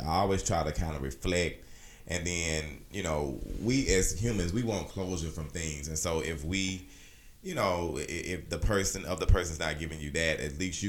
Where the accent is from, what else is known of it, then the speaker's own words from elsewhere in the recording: Alabama, United States; Me being from Alabama